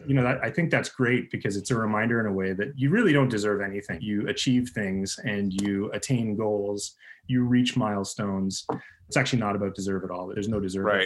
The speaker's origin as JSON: {"language": "English", "region": "Northern Ontario", "country": "Canada", "tie": "born or raised there", "said": "I grew up in Northern Ontario where there's just lakes everywhere you turn"}